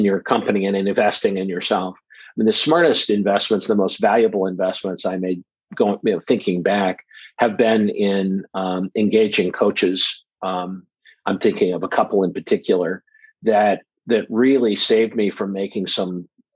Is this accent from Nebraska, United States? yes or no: yes; Omaha, Nebraska, United States; I'm from Omaha, Nebraska